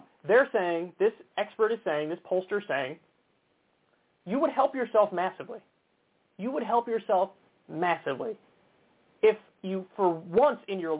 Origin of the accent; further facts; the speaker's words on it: New York, United States; my home state